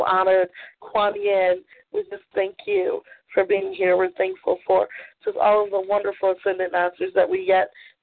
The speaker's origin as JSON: {"language": "English", "region": "Maryland", "country": "United States", "tie": "born or raised there", "said": "I grew up in Maryland"}